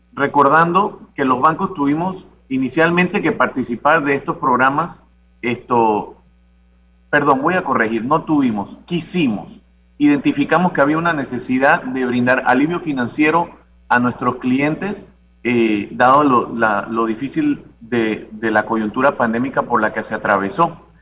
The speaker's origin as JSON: {"language": "Spanish", "town": "Santiago de Veraguas", "region": "Veraguas", "country": "Panama", "said": "somos de Santiago"}